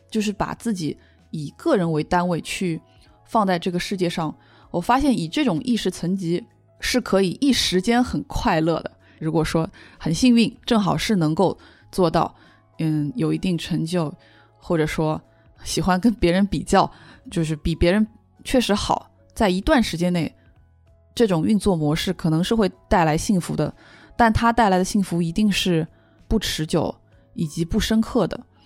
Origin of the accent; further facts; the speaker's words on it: China; 而且作为一个中国人